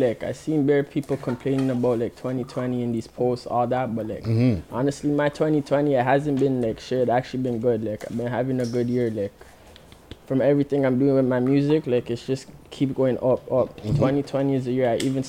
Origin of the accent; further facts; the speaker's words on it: Brampton, Ontario, Canada; But I'm everywhere Brampton, but, like, my mom stays on one side of Brampton, and my pop stays on the next side of Brampton, but...